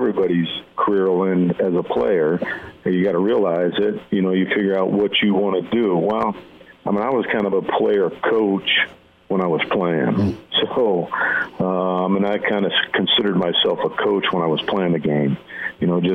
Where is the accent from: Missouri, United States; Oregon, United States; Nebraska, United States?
Nebraska, United States; growing up in Nebraska